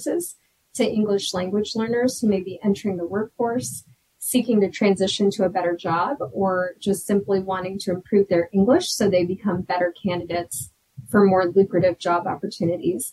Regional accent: Denver, Colorado, United States; also born or lived in Peru; I was born and raised in Denver

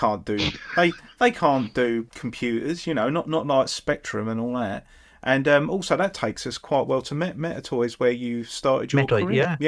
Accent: Jaywick, East of England, United Kingdom; who I grew up with in Jaywick

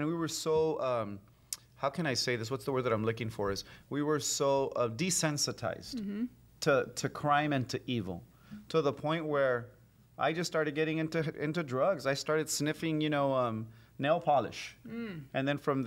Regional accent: Los Angeles, California, United States; as a teen growing up in South Central L.A., and then moving to Koreatown, L.A.

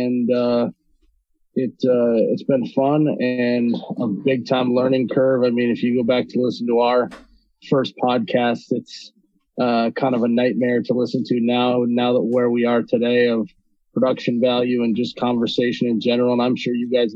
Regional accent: Fargo, North Dakota, United States; I'm from Fargo. I'm born and raised in Fargo, North Dakota

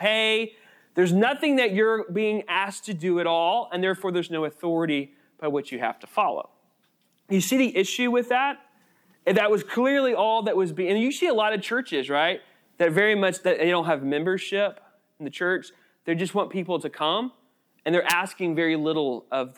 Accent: United States; We are American citizens

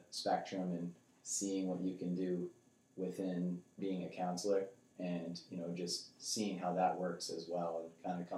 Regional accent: North Andover, Massachusetts, United States; we moved here the summer of 2002, so I was entering the third grade. So that's where I started. I went to Atkinson Elementary School, moved up to North Andover Middle School, on to the high school

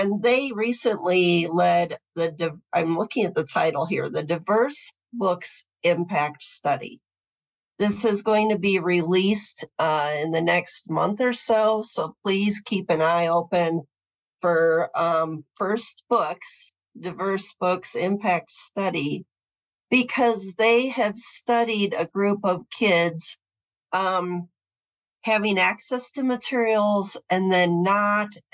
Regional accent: Southwest Michigan, United States; I grew up in Southwest Michigan. It's the Bible Belt of the Midwest, in a mid-sized suburb

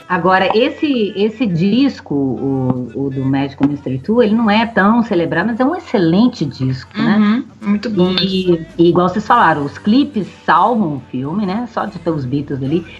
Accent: Minas Gerais, Brazil; accent: mineiro; a gente mesmo fazendo o nosso sotaque de mineiro

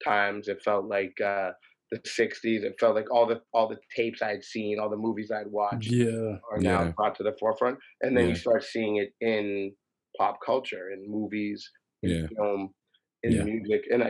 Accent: Toronto, Ontario, Canada; I grew up in the East End, like Woodbine and Queen of the Beaches

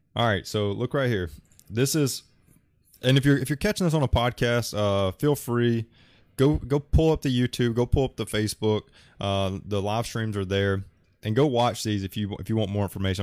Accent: Alabama, United States; I'm from Alabama

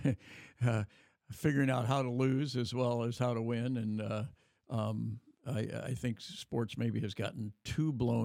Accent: Davis, California, United States; my hometown of Davis

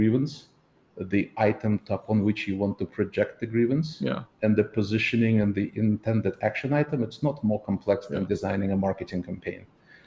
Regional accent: Saint Petersburg, Russia; my hometown of St. Petersburg

